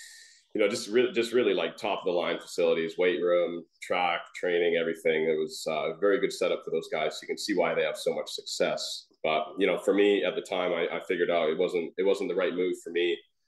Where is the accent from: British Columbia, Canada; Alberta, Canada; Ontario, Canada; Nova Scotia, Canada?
British Columbia, Canada; So, I'm still obviously a Canucks fan. Those are my hometown guys, rooting those guys on.